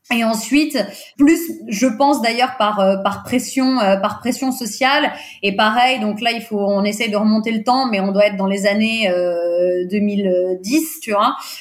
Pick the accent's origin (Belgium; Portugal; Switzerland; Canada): Portugal; first language Portuguese; French is a second language; je suis portugaise, le portugais c'est ma langue maternelle